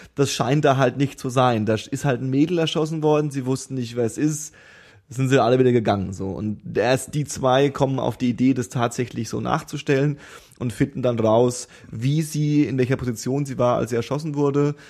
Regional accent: Germany; als Deutscher

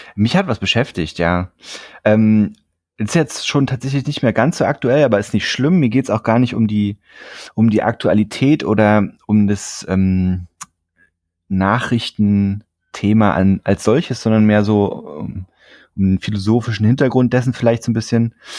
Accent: Frankfurt, Brandenburg, Germany; moved away; ich bin ja in Frankfurt-Oder geboren und mhm. habe da auch ähm, lange Zeit meines Lebens natürlich verbracht

